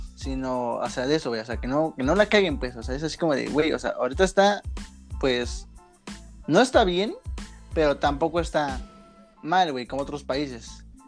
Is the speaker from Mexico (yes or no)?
yes; Mexico; somos de la parte de mexicano promedio